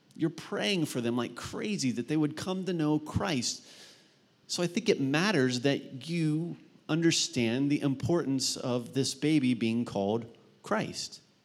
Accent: Mount Vernon, Ohio, United States; in my high school where I grew up in Mount Vernon, Ohio

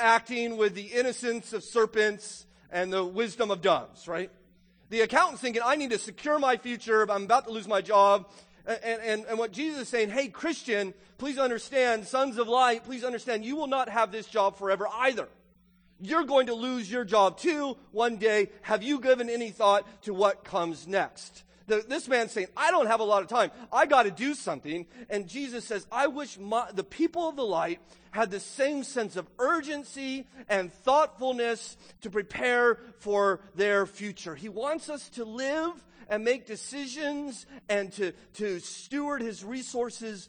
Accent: United States; also born or lived in Loudoun County, Virginia; as an American

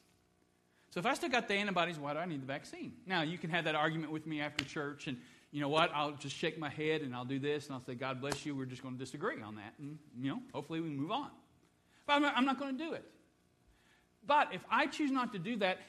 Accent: Dayton, Ohio, United States; I was born in Dayton, Ohio

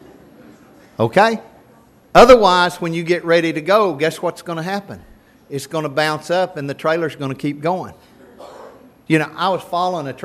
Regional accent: Nocona, Texas, United States; I grew up in Nocona.

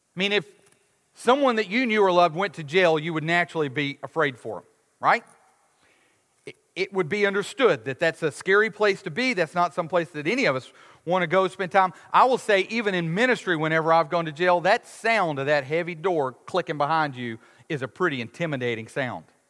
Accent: United States; we as American Westerners

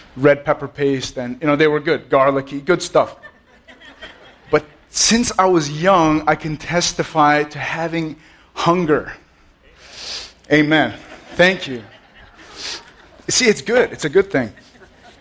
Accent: Allendale, New Jersey, United States; I grew up in Allendale, which is like a few miles down the road. I'm a Jersey boy

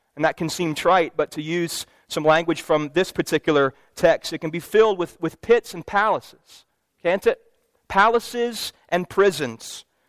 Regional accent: Louisville, Kentucky, United States; my hometown basketball team made it to the Final Four

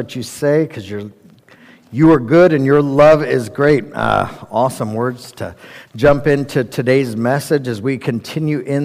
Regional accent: Colorado, United States; we're from Colorado.

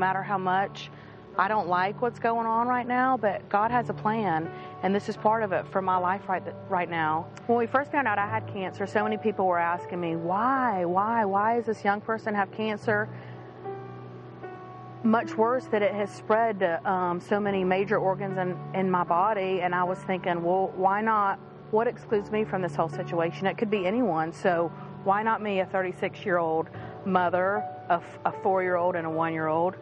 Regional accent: Charleston, South Carolina, United States; I grew up in Charleston, South Carolina, in a Christian home

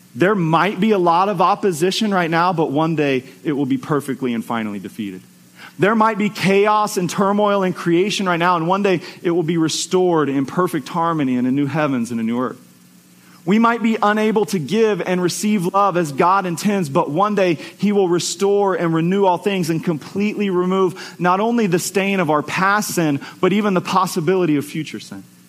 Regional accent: United States; as American Christians

